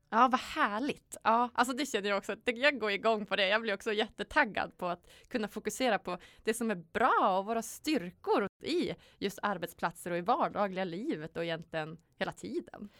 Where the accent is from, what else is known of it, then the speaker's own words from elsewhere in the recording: Sweden; vi är ju födda i Sverige